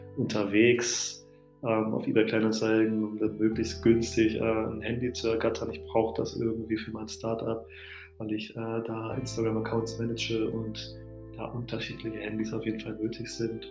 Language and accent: German; Altenhagen II, Lower Saxony, Germany; also born or lived in Addis Ababa, Ethiopia; now in Hannover, Germany; das, Dörfchen, wo ich groß geworden bin